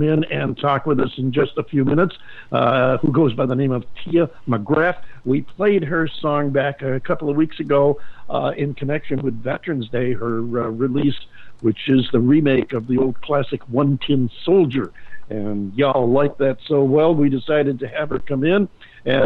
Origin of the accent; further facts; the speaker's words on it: Northeast, United States; moved away; I, too, come from the snow country in the Northeast